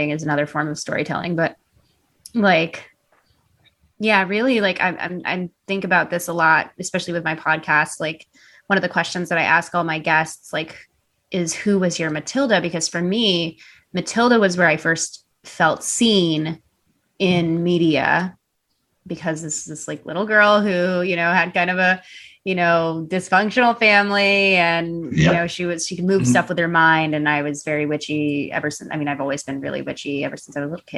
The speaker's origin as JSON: {"language": "English", "town": "Chicago", "region": "Illinois", "country": "United States", "tie": "born or raised there", "said": "I grew up in Chicago, like literally around the corner from her"}